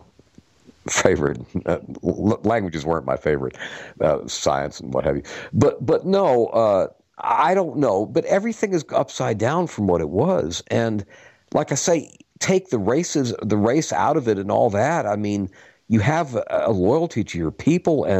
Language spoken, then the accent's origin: English; Florida, United States; also born or lived in Atlanta; I was raised in Florida for the most part